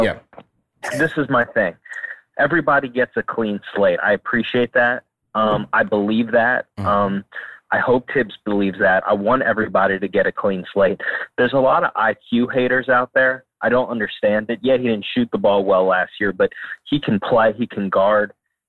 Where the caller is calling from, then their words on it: Baltimore, Maryland, United States; from Baltimore.